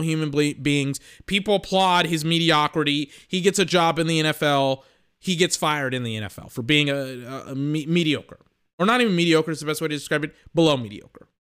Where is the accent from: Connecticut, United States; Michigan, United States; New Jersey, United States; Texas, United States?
Texas, United States; I'm from Texas